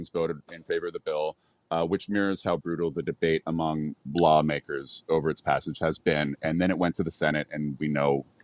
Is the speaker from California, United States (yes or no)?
no; Arizona, United States; coming from Arizona as my home state